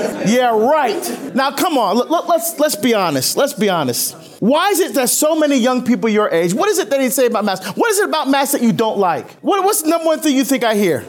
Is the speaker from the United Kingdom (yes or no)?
no; Barbados; moved away; originally I was born in Barbados, and that's the sport of my, of my country